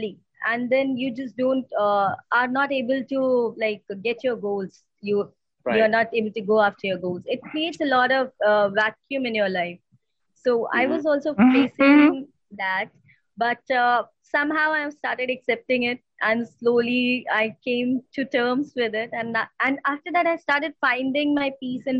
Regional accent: India; we have a like close knit family structure in India

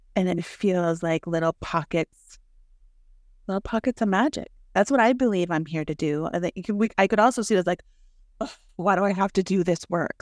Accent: Mexico; now in United States; I grew up that way in Mexico. I had to carry the water from the river to my house.

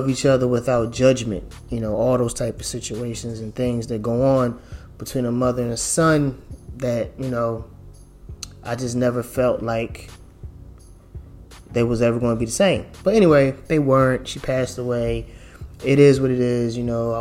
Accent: Philadelphia, Pennsylvania, United States; I grew up in Philadelphia

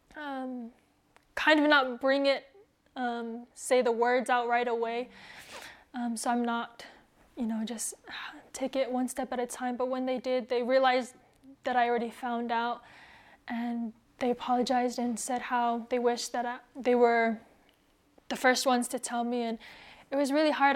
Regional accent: United States; being a Tongan, growing up in America, not really knowing the culture as much or the language

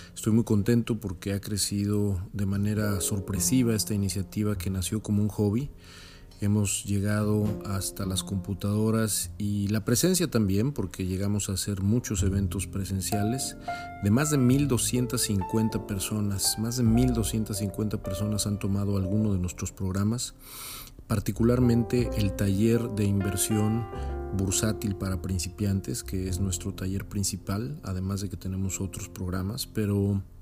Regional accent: Mexico; now in California, United States; Yo vivo en California, pero soy mexicano

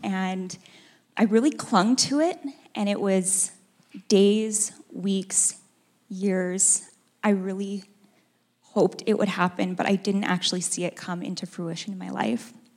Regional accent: Edmonton, Alberta, Canada; moved away as an adult; now in Calgary, Canada; I was born and raised in Edmonton.

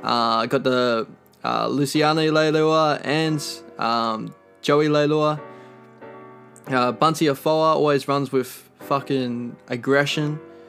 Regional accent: Queensland, Australia; I'm a Queenslander, I'm from Queensland

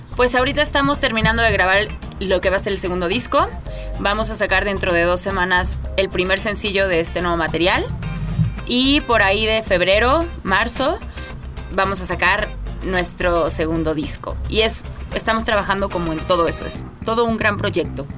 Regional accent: Mexico; me siento muy mexicana

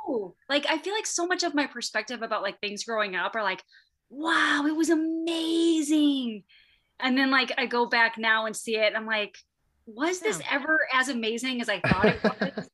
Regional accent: Waterloo, Iowa, United States; University of Northern Iowa was in my hometown

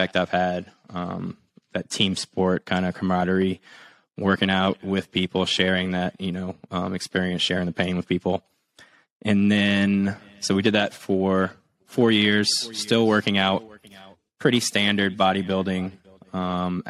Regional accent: South Louisiana, United States; We were growing up in South Louisiana, a little bit more on the hunting and fishing side

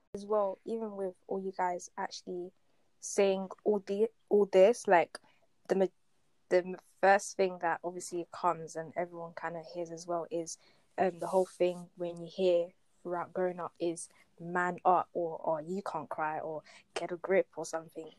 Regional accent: Essex, East of England, United Kingdom; I grew up in Essex, right, and school I went to was in Essex

